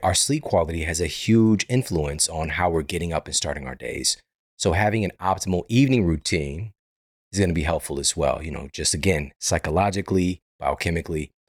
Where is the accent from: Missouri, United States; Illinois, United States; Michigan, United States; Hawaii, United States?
Missouri, United States; now in Los Angeles, United States; I'm from Missouri. I'm from the Midwest